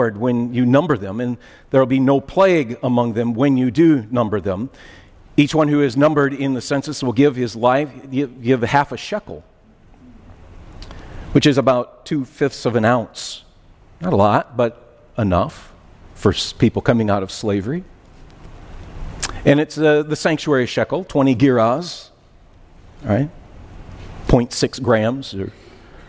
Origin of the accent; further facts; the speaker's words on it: Minnesota, United States; moved away as an adult; now in West Michigan, United States; I'm an outsider. I'm from Minnesota. Been here now 32 years